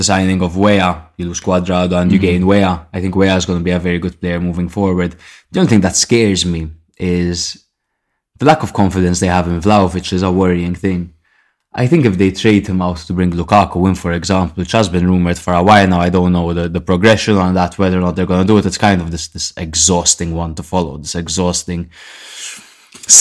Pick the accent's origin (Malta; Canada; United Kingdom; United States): Malta; We are from Malta